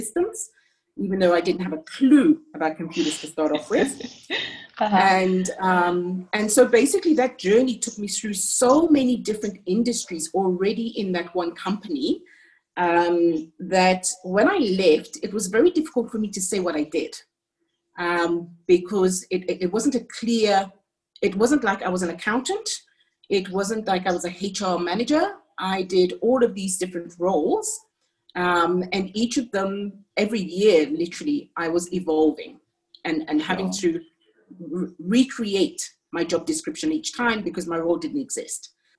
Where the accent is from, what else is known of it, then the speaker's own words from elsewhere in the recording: Jamaica; also born or lived in United Kingdom / France; now in South Africa; So I'm actually British and my parents are Jamaican. That's where I was born and raised. Then I lived in the UK, in France for 20 years, where I had my children, three boys, before moving to South Africa in 2001.